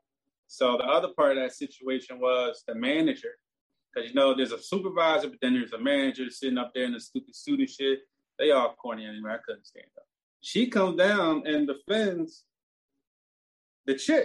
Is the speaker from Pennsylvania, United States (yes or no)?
yes; Philadelphia, Pennsylvania, United States; I'm from North Philly